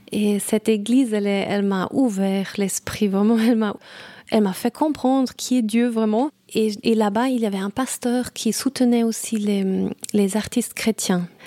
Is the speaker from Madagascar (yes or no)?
no; Saudi Arabia; also born or lived in Brazil; Et je suis née au Brésil et puis après on est allé, en Arabie Saoudite.